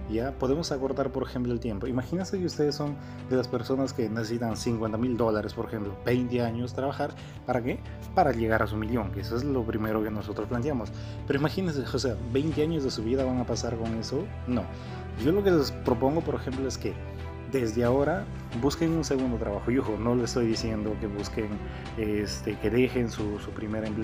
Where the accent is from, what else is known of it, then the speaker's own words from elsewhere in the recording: Peru; conocer Machu Picchu porque yo soy de Perú.